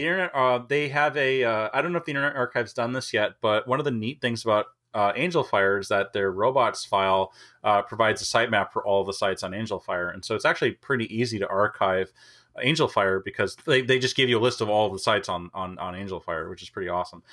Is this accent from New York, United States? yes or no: no; Minnesota, United States; moved away; I grew up in Minnesota.